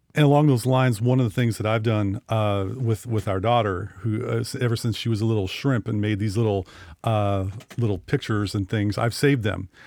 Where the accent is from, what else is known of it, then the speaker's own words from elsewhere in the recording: Sequim, Washington, United States; my hometown